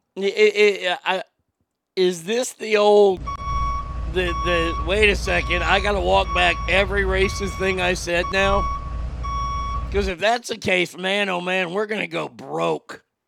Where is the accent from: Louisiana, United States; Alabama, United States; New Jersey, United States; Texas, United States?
Texas, United States; Garland; born or raised there